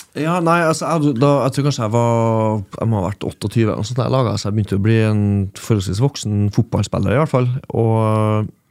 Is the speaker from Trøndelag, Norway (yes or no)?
yes; Trøndelag, Norway; jeg er trønder